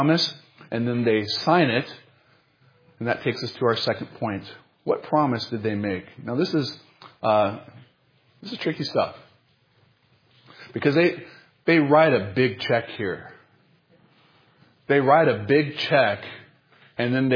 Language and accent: English; North Carolina, United States; when I was a little kid growing up in North Carolina